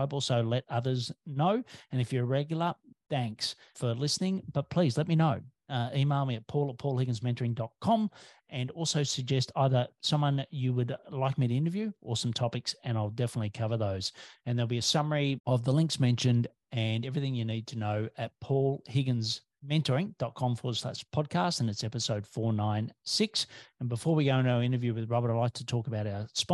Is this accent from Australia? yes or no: yes; Australia